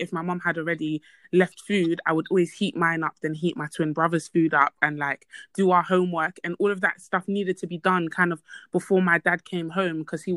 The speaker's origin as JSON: {"language": "English", "country": "Côte d’Ivoire", "said": "I come from an African household. I'm from Ivory Coast."}